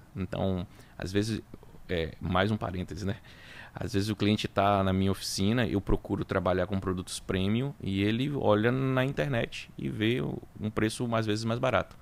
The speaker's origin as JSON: {"language": "Portuguese", "town": "Salvador", "region": "Bahia", "country": "Brazil", "tie": "born or raised there", "also_born_or_lived": "Itabuna / Feira de Santana", "said": "acabei nascendo lá, mas fui criado aqui em Salvador"}